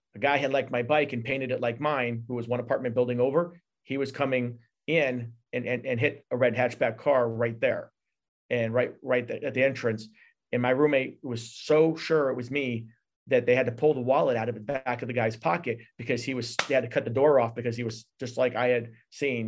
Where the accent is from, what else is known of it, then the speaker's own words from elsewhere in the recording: New York, United States; I am, uh, third generation born off a reservation in New York.